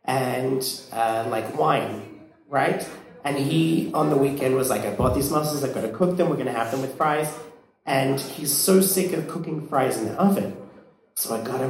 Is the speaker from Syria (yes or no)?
no; Australia; now in Iceland